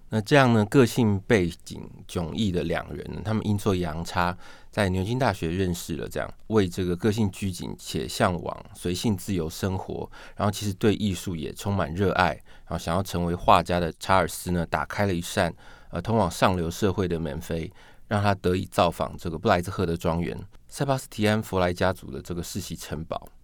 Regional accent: Taiwan; 我们台湾这边也有翻译成叫做《梦断白妆》

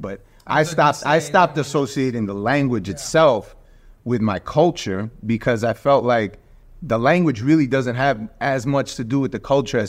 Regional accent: United States; I'm actually American. I was born here.

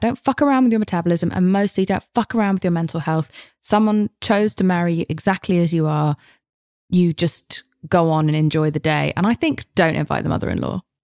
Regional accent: United Kingdom; I'm British.

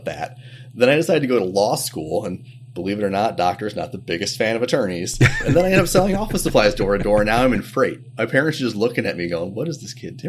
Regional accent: Champaign, Illinois, United States; moved away as an adult; also born or lived in Chicago, Illinois; I'm originally from Champaign, Illinois. I grew up there, went to college there, and then moved up to Chicago for law school in 2005

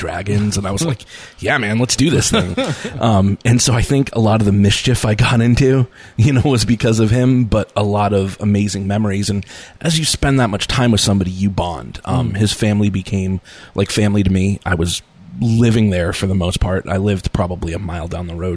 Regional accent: Nashua, New Hampshire, United States; I grew up in the Boys and Girls Club in Nashua

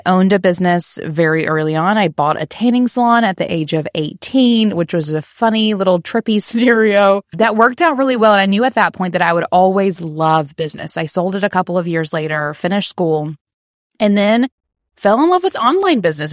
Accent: the South, United States; I am from the South in the U S

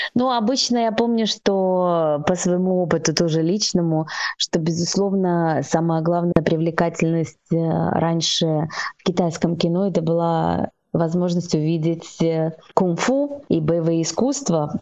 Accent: Belarus; now in China

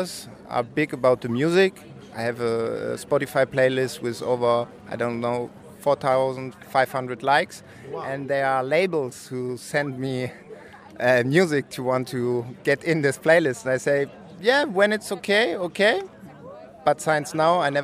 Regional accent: Frankfurt, Hesse, Germany; now in Berlin, Germany; I'm from Frankfurt, but now I live in Berlin

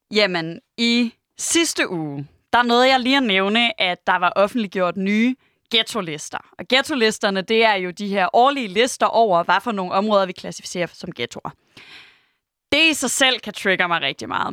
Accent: Aarhus, Central Denmark Region, Denmark; jeg er vokset op i Høj, tæt på Gellerup

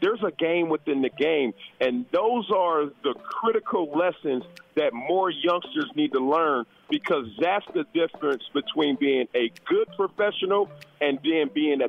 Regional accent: Compton, California, United States; Like I grew up with this perception that since I was from Compton, I had to be this gangster or I had to be an entertainer or athlete.

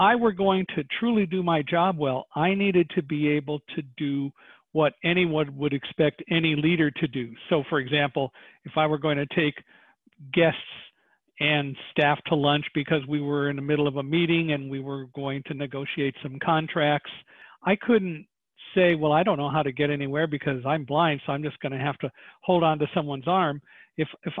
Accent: California, United States; I grew up in California

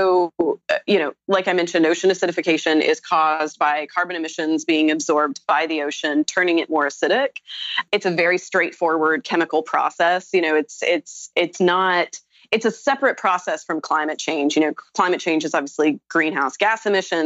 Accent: the South, United States; I'm also from the South

